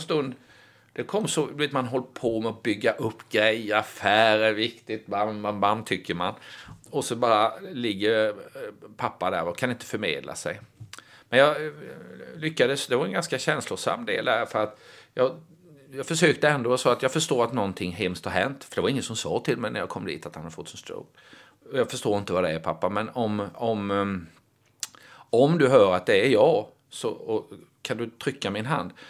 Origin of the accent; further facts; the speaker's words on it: Småland, Sweden; jag är ju smålänning, jag är ju djupt rotad i den småländska traditionen